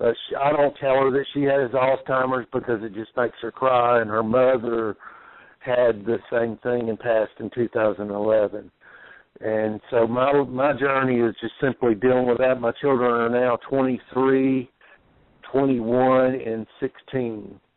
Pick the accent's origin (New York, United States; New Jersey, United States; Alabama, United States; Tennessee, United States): Alabama, United States; Mobile; also born or lived in Texas / Arkansas / Mississippi; now in Indiana, United States; I'm originally from Mobile, Alabama, by way of Texas, Arkansas, Mississippi. Now I'm in Indiana.